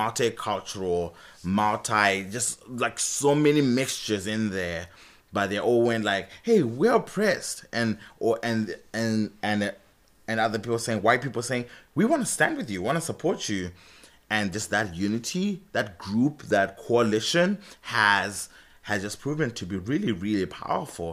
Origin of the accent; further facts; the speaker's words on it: Zimbabwe; moved away as an adult; I'm from Zimbabwe, by the way. So, I've been here for seven years.